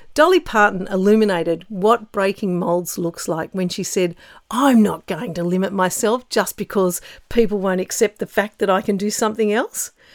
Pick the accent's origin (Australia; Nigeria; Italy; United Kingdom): Australia